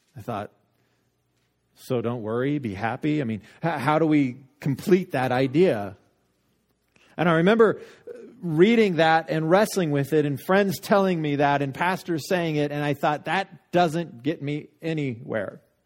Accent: Littleton, United States; I got Littleton for mine

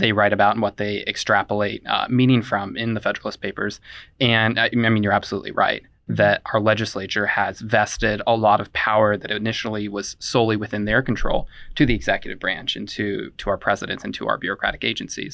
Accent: Indiana, United States; I'm from Indiana, but I don't call myself a Hoosier

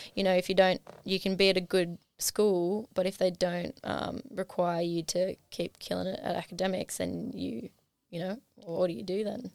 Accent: Hawkesbury, Blue Mountains, New South Wales, Australia; now in Newcastle, Australia; I hail from the Blue Mountains, the Hawkesbury

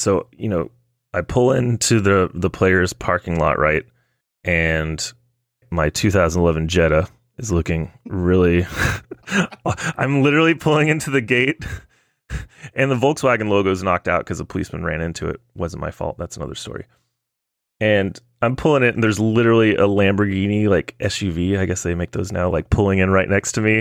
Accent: Texas, United States; I'm from Texas. We don't joke about tackle football

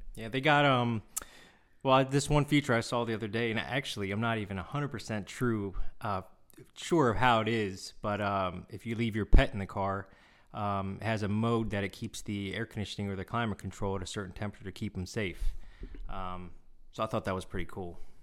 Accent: Seoul, South Korea; was born in Seoul

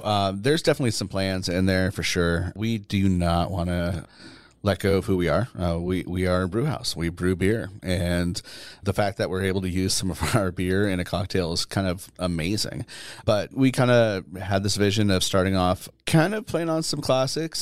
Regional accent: Southern New Hampshire, United States; moved away; I am from Southern, uh, Southern New Hampshire

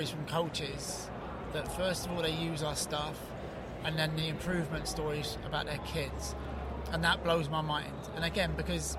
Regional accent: England, United Kingdom; moved away as an adult; also born or lived in New York; now in United States; I brought up in England

